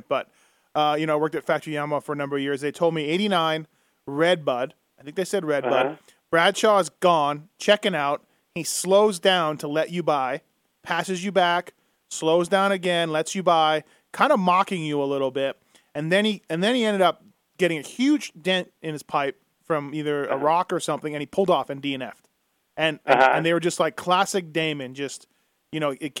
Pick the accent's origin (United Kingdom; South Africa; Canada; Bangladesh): Canada; me being Canadian